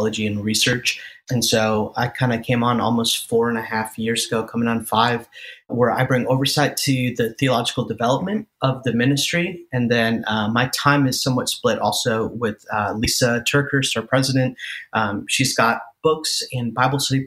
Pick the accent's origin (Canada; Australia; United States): United States; Chicago, Illinois; I'm an Indian guy. And born and raised in the Chicagoland area